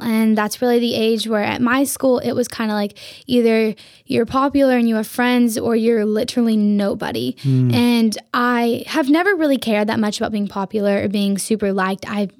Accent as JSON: {"language": "English", "town": "Vladivostok", "region": "Primorsky Krai", "country": "Russia"}